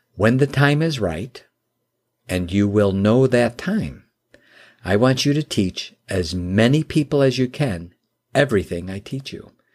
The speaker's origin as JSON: {"language": "English", "town": "Chicago", "region": "Illinois", "country": "United States", "tie": "born or raised there", "moved": "yes", "lives_now": "Michigan, United States", "said": "I live in Michigan now, and, uh, I was born and raised in the Chicagoland area"}